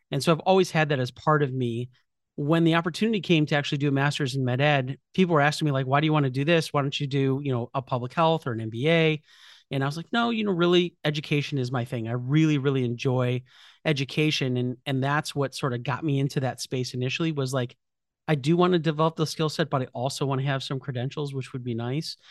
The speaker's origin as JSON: {"language": "English", "town": "Chicago", "region": "Illinois", "country": "United States", "said": "I'm from Chicago, so I went to Rush Medical College"}